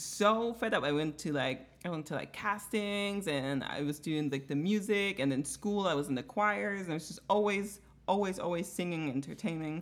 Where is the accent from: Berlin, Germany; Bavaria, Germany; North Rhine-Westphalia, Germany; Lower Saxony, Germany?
Bavaria, Germany; moved away; I'm from Bavaria, Bayern, which is like the Texas of America